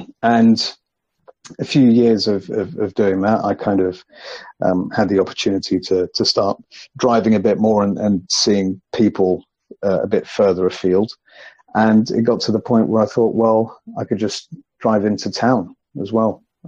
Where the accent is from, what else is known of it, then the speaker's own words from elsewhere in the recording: London, United Kingdom; I was born and raised in London, went to school, high school, college, all of that kind of stuff